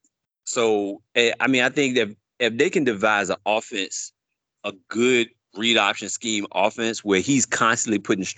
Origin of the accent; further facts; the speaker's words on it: Richmond, Virginia, United States; now in Charlotte, United States; I'm from the Richmond area